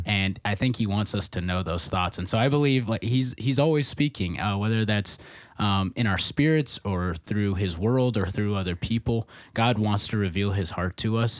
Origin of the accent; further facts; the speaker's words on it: Nebraska, United States; moved away as an adult; also born or lived in Minneapolis, Minnesota / Hastings, Minnesota; I'm originally from Nebraska, where my dad is a pastor